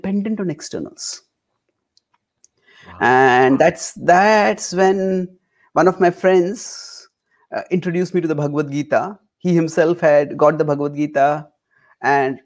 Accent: India; I was born and brought up in India

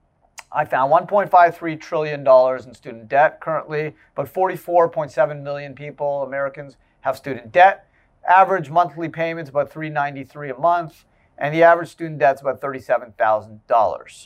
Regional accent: Canada; moved away; I grew up in Canada

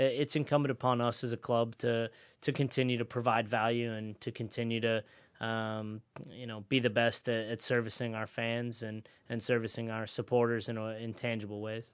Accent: Denver, Colorado, United States; also born or lived in New York / Chicago; now in Los Angeles, United States; I was born on the mean streets of, uh, Denver, Colorado

